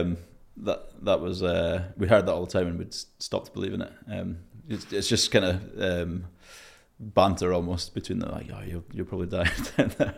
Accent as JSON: {"language": "English", "region": "Scotland", "country": "United Kingdom", "said": "I'm Scottish, but not that Scottish."}